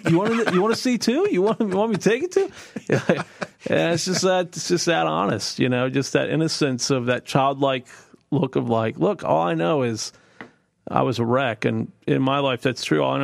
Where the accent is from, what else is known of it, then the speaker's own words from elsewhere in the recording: East Coast, United States; because I was from the East Coast and thought they'd all been around since the 1700s